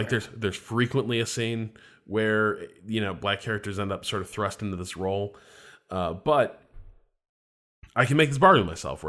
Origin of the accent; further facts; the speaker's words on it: Indiana, United States; they're both from Indiana. And I'm from Indiana.